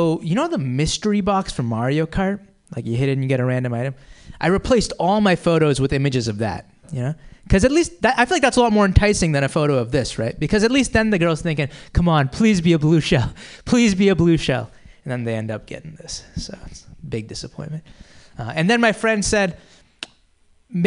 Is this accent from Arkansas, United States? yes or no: no; Boston, Massachusetts, United States; now in San Francisco, United States; I'm from the Boston area originally